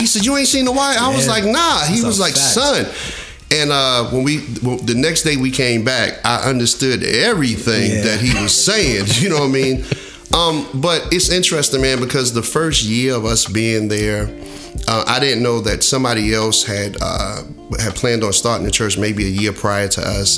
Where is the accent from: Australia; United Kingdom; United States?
United States; Jersey City, New Jersey; moved away as an adult; also born or lived in North Carolina; I'm born and raised in Jersey City